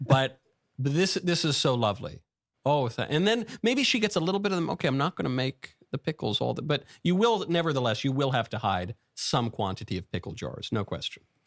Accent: New York, United States; I grew up in New York

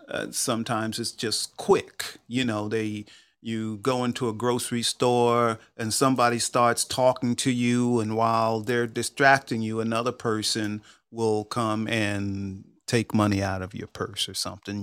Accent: New York, United States; I grew up in New York

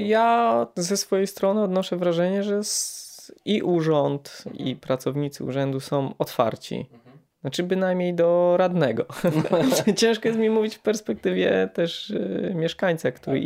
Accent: Poland; my jako Polacy

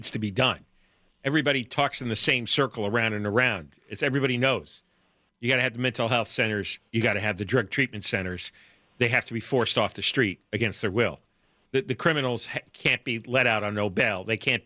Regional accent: New Jersey, United States; also born or lived in New York / Illinois; now in California, United States; I grew up in New Jersey, lived in New York, lived in Illinois.

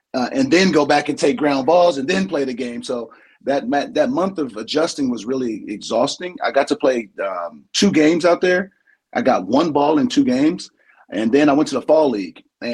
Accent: San Diego, California, United States; I'm from San Diego. My personal rival is the Dodgers. Like, I don't like them. That's just embedded in the San Diego kid.

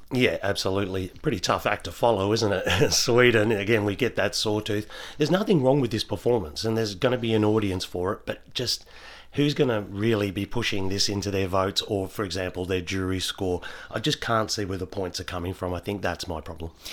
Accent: Australia; as Aussie fans

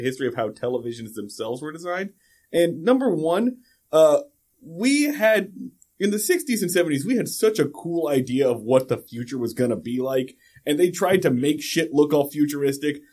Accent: West Coast, United States; I grew up on the West Coast

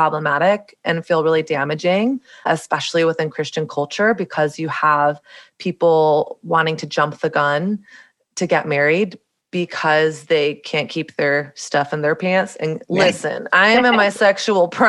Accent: the South, Southern United States, United States; moved away as an adult; now in New York City, United States; growing up in Southern evangelical Bible Belt culture

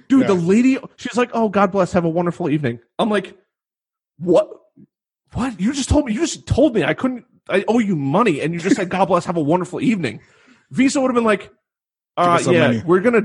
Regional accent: New York, United States; I came from New York has the top 3 highest.

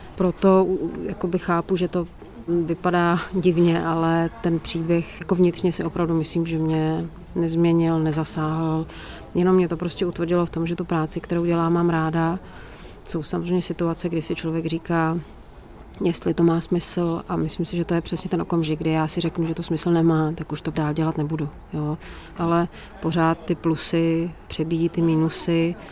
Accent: Prague, Czechia; also born or lived in Northern Bohemia; celý život eh, žiju v Praze, tak prázdniny, volný čas, eh, víkendy, tak jsem vždycky trávila v těch severních Čechách

